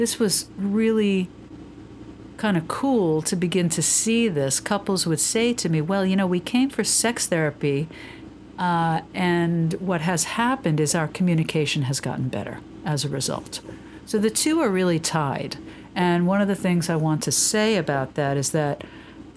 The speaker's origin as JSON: {"language": "English", "region": "New York", "country": "United States", "said": "But I'm a New Yorker"}